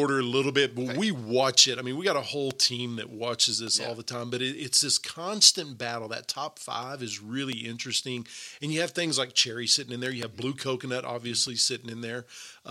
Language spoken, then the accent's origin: English; Texas, United States; as a Texan